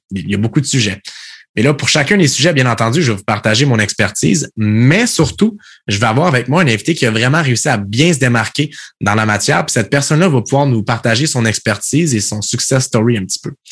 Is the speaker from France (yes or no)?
no; Quebec, Canada; moved away as an adult; ça fait quatre ans en fait que je, que je suis parti du Québec, puis je me promène partout à travers le monde